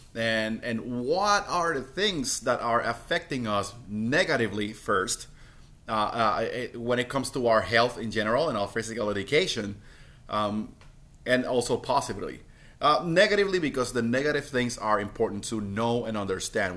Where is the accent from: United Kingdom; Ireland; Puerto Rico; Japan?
Puerto Rico; I'm from Puerto Rico